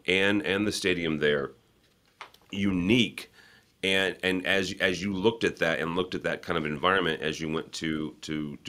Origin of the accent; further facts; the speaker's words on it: St. Louis, Missouri, United States; Born and raised in St. Louis